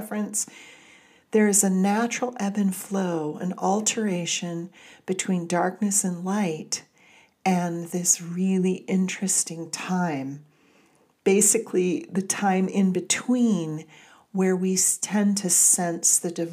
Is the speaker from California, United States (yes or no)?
yes; Southern California, United States; moved away; Growing up in Southern California, where the light can be overwhelming at times